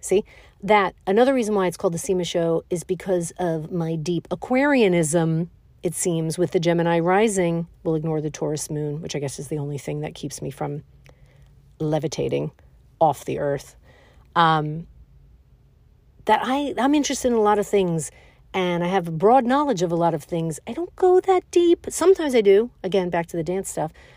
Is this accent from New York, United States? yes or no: yes; New York City, New York, United States; I was born and raised in Brooklyn, New York